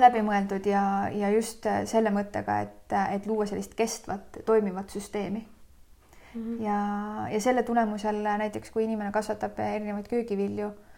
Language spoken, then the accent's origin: Estonian; Loksa, Harju County, Estonia; mina sündisin väikses Eesti linnas nimega Loksa